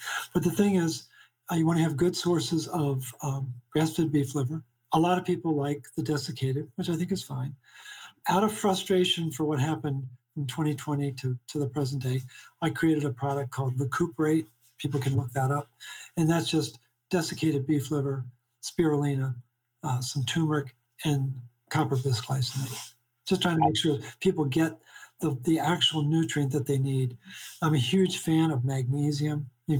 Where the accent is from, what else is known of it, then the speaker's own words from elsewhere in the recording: Baltimore, Maryland, United States; But I'm originally from Baltimore. … And I worship at the altar of Hopkins.